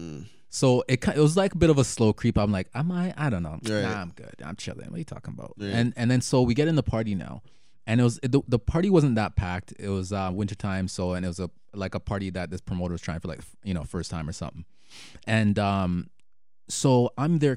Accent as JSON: {"language": "English", "country": "Jamaica", "said": "being Jamaican"}